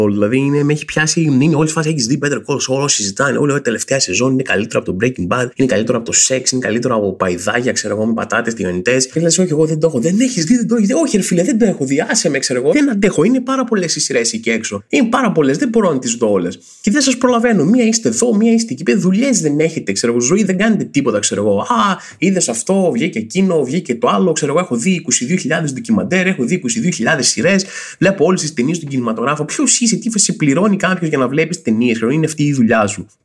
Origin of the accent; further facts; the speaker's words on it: Rethymno, Crete, Greece; Στο Ρέθινο, στο κέντρο, α, ε, είμαι και εγώ από το Ρέθινο